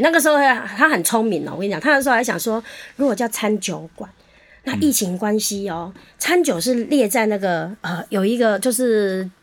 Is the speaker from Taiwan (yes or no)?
yes; Changhua County, Taiwan; 我们彰化人真的很喜欢，就是稍微天气有点凉凉的，就会舍弃， 呃，冰凉的东西，就会开始找热食